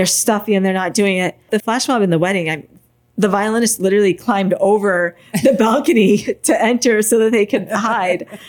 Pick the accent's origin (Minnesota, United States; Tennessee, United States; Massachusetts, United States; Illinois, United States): Massachusetts, United States; moved away as an adult; also born or lived in Los Angeles; now in Savannah, United States; I'm from Massachusetts